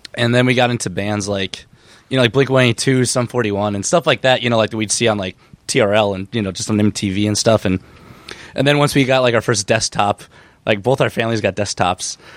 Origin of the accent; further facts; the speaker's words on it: Benson, Minnesota, United States; it's a place called Benson, Minnesota, and it's like two and a half hours, like, southwest of the cities